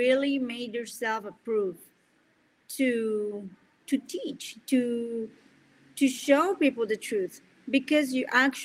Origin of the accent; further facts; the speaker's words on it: Colombia; first language Spanish; English is a second language; moved away; I'm from Colombia. My main language is Spanish, and my second language is English.